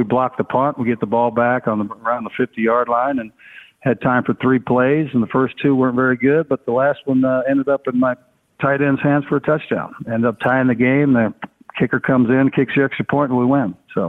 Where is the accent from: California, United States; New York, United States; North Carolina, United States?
California, United States; San Jose; I mean, especially growing up in San Jose. I grew up with the brothers and the Mexicans.